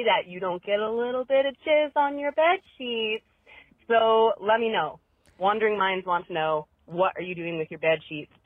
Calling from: British Columbia, Canada; I'm calling from British Columbia, Canada

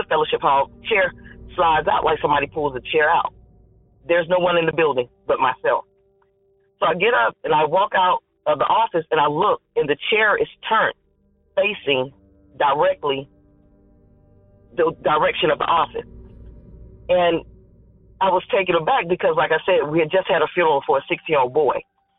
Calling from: North Carolina, United States; I'm calling from North Carolina.

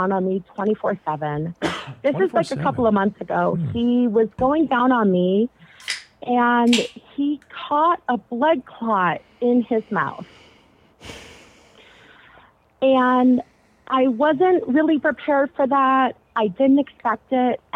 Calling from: Ontario, Canada; I am calling from Ontario, Canada.

